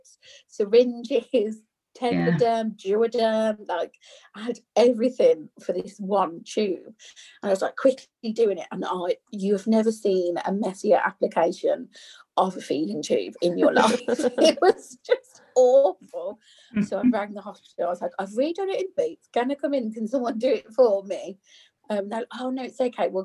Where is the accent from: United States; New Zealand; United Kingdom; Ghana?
United Kingdom; Birmingham, West Midlands; I'm from Birmingham, so we say Nook